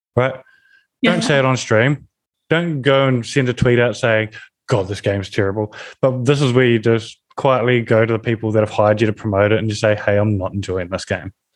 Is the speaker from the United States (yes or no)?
no; New Zealand; I come from New Zealand, where we're a rugby nation